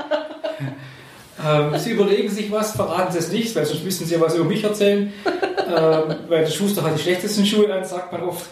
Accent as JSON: {"language": "German", "region": "Swabia", "country": "Germany", "said": "ich bin Schwabe"}